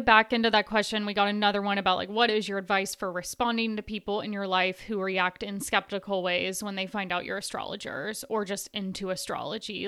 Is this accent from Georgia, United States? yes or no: no; Tennessee, United States; I grew up in Tennessee